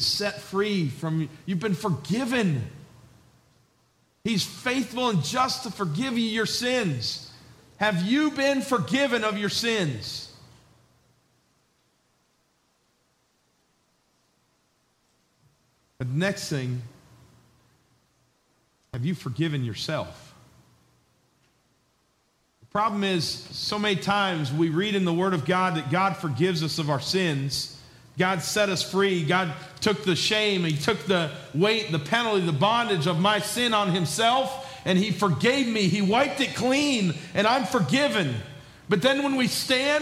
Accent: New York, United States; also born or lived in Georgia; I was a southern boy from Georgia, even though I grew up in New York.

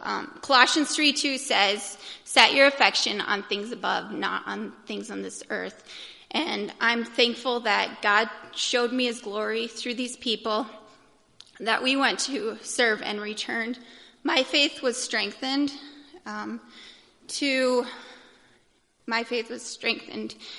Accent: United States; I'm an American

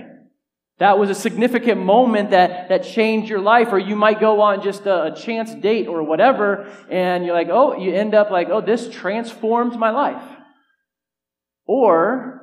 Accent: Southern California, United States; also born or lived in San Diego; now in Grand Rapids, United States; growing up in Southern California

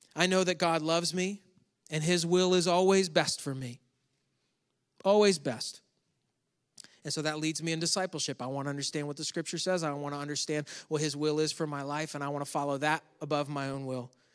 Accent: Western New York State, United States; moved away; Grew up in New York State, which is where my family all still lives

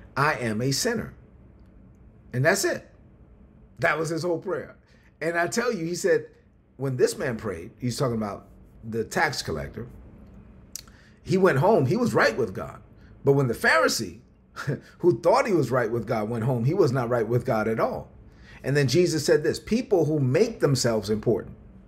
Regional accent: New York City, New York, United States; growing up in Brooklyn on welfare, on food stamps

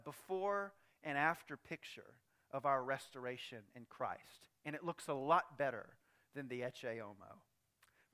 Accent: United States; I'm proud to be an American

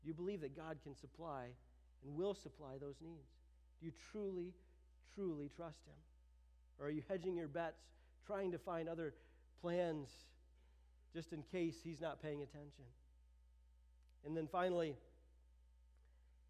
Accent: United States; I'm an American.

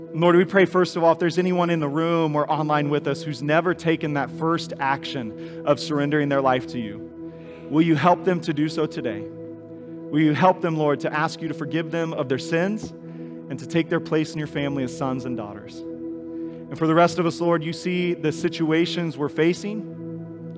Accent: Kansas, United States; moved away; I knew Larry and Sharon when I was growing up in Kansas

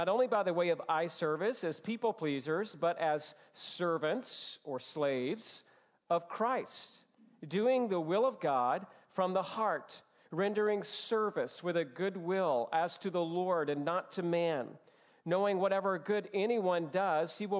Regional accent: Georgia, United States; as a Southern boy, born and raised in Georgia

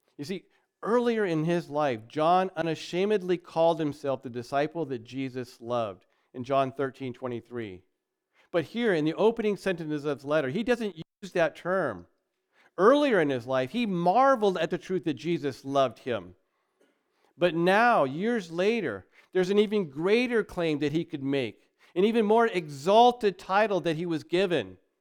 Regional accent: United States; we're American

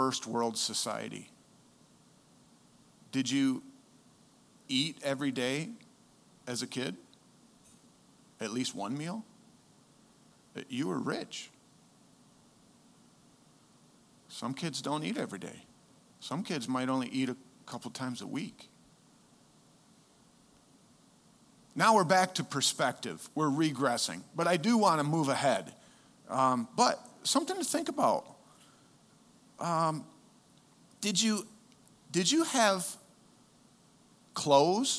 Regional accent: United States; as an American, I happen to lean more on my Americanness

